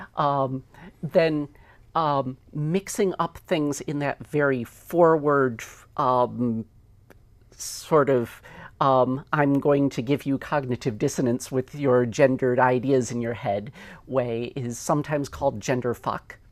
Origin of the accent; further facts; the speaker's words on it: United States; I am an American also